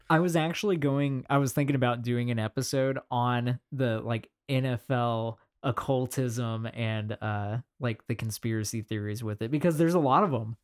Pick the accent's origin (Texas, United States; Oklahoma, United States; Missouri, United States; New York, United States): Missouri, United States; Kansas City; we are from Kansas City, Missouri